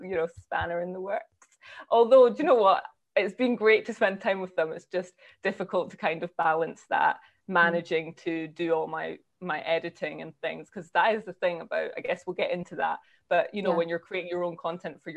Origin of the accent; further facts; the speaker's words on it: Scotland, United Kingdom; also born or lived in Ghana; I'm Ghanaian and Scottish